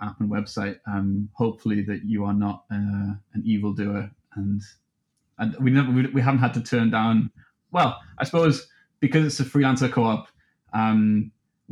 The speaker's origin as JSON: {"language": "English", "town": "Newcastle upon Tyne", "region": "North East England", "country": "United Kingdom", "said": "I'm from Newcastle, software developer."}